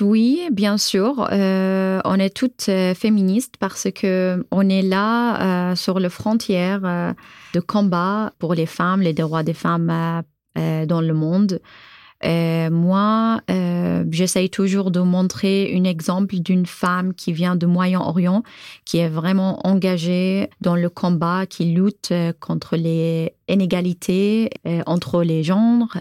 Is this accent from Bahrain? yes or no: yes; Bahrain; French is a second language; moved away as an adult; now in Tours, France; je viens de Bahreïn, j'ai 32 ans